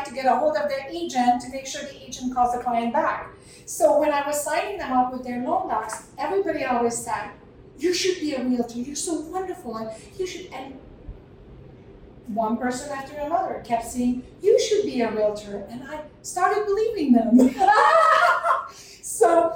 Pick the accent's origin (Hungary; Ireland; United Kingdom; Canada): Hungary; now in United States; So I was born and raised in Hungary